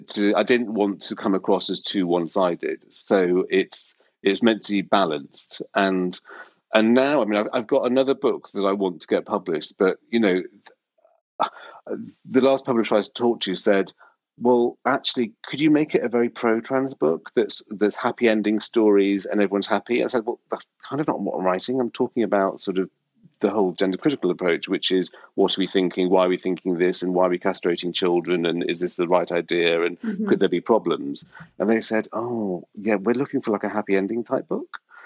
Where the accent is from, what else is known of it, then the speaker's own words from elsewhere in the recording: Australia; we're Australian, we're very laid back